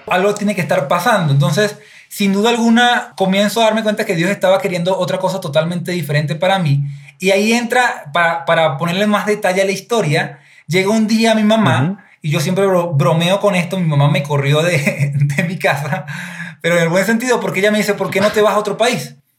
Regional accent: Venezuela; moved away as an adult; now in Ecuador; soy venezolano, llegué hace seis años aquí a Ecuador.

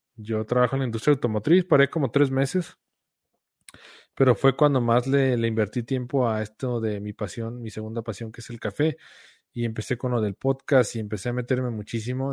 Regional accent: Guadalajara, Jalisco, Mexico; Mi esposa y yo somos de Guadalajara.

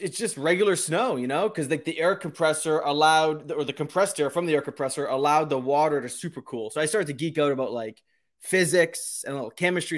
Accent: New Hampshire, United States; I grew up in New Hampshire

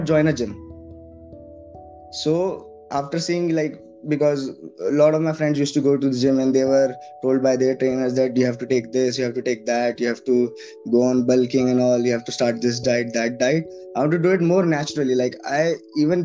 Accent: Delhi, India; moved away as an adult; also born or lived in Pune, Maharashtra; I'm basically was born and brought up in Delhi only. I did my education, I did everything in Delhi

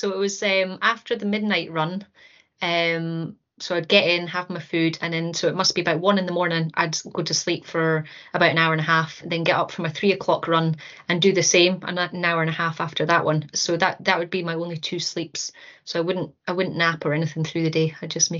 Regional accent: Aberdeen, Scotland, United Kingdom; also born or lived in Stornoway / Dortmund / Kinross; I was born in Stornoway, and my dad was in the army, so we sort of dotted around all over the place, even in Dortmund for a wee while. But I think I would say I did primary school in Aberdeen, and then I did high school in Kinross

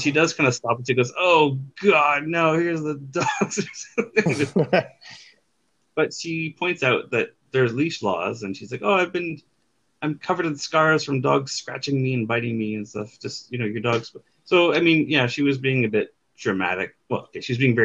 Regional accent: Canada; I'm Canadian

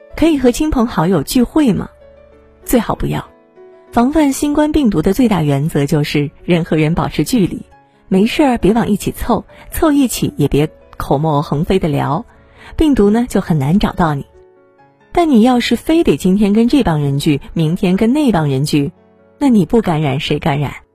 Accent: China; 我们中国人经历过非典

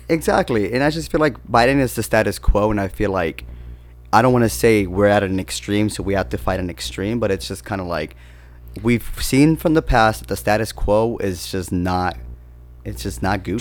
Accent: San Bernardino, California, United States; So I'm from San Bernardino, which is like not the greatest of areas

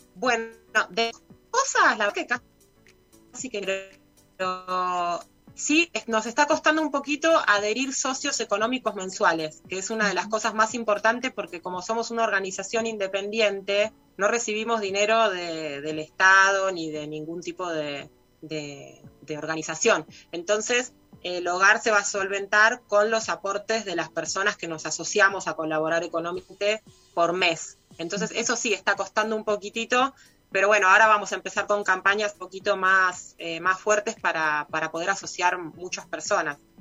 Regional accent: Buenos Aires, Argentina; moved away as an adult; now in Villa Ciudad Parque, Argentina; soy de Buenos Aires. Me vine para acá hace nueve años

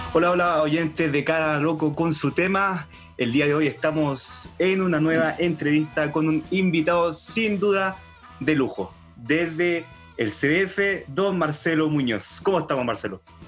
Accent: Los Ángeles, Biobío, Chile; yo soy de Los Ángeles

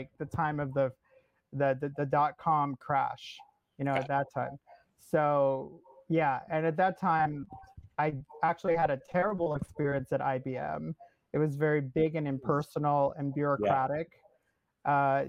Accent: Cupertino, California, United States; moved away as an adult; also born or lived in Boston / South Carolina; now in Los Angeles, United States; I grew up in Cupertino, which is where Apple is

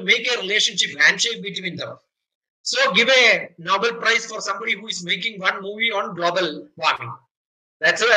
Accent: Kerala, India; I am from Kerala

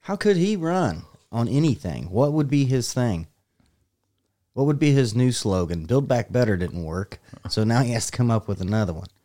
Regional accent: United States; I'm American

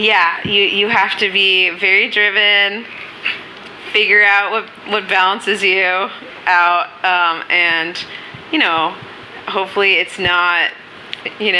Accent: New York City, New York, United States; I grew up on Minetta Lane, and that's down the block from Cafe Wa and down the block from Bleecker and McDougal.

